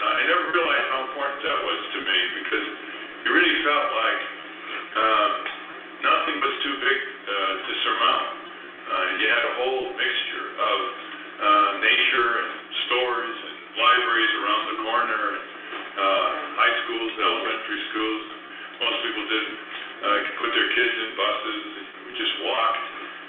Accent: Winsted, Connecticut, United States; moved away; Growing up in Winsted was really quite convenient.

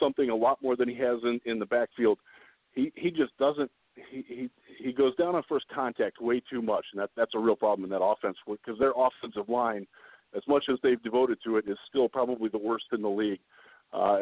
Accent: Northeast Ohio, United States; Growing up in Northeast Ohio in the 80s

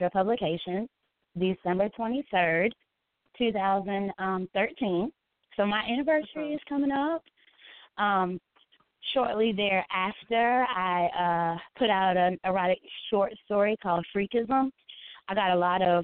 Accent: South Carolina, United States; I am a mom to 4. I'm from South Carolina

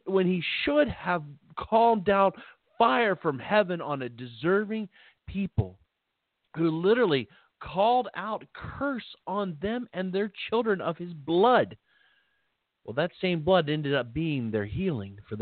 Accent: Philippi, West Virginia, United States; moved away; also born or lived in Belington, West Virginia; I lived back in West Virginia at the time, and there was, we lived in a little town

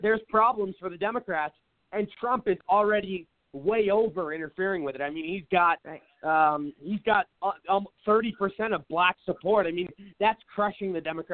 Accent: Seattle, Washington, United States; now in Phoenix, United States; I live in Phoenix now. Everybody knows that. But I'm from Seattle

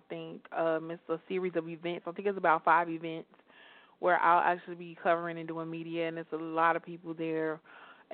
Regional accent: Chicago, Illinois, United States; now in Atlanta, United States; I'm from Chicago

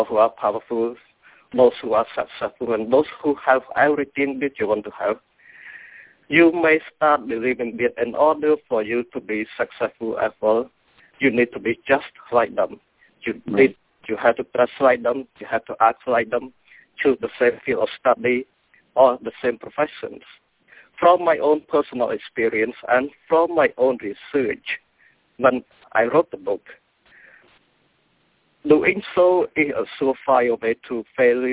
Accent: Cambodia; English is a second language; now in United States; I was born and grew up in Cambodia, and English is my second language.

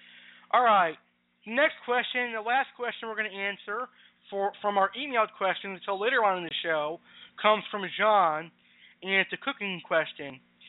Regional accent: Maine, United States; now in Boston, United States; I was born and raised in Maine, but I have now moved to Boston. I love it here in Boston.

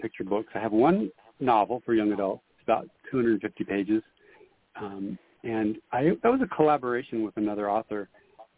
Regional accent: San Jose, California, United States; I grew up in San Jose, California, Silicon Valley

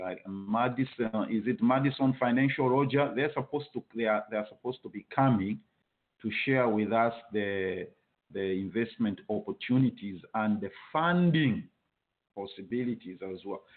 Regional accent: Zambia; moved away; I was from Zambia

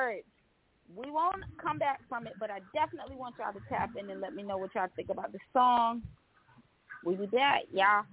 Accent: New York, United States; now in North Carolina, United States; I'm from the Bronx

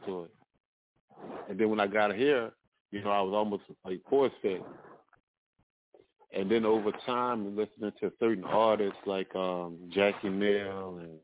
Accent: Kenner, Louisiana, United States; growing up in the Kenner area, New Orleans area

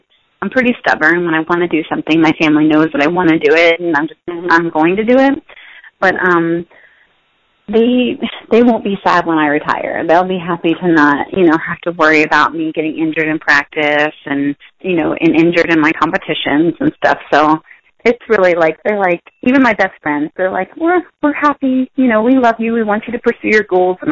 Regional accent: United States; also born or lived in Pennsylvania / Maryland; I grew up in Pennsylvania and Maryland

